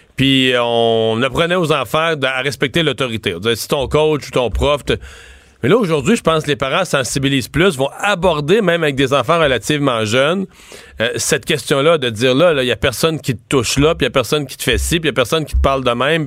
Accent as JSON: {"language": "French", "area": "near Rivière-du-Loup, Bas-Saint-Laurent", "region": "Quebec", "country": "Canada", "said": "mon coin de pays, tout près de Rivière-du-Loup"}